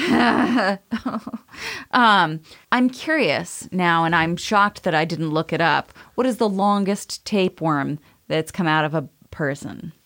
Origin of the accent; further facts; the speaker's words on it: Maine, United States; I'm from Maine